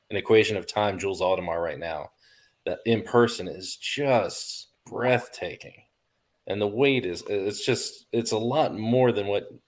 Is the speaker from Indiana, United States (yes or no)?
no; Miami, Florida, United States; now in Atlanta, United States; like I'm not even from Atlanta. I'm from Miami.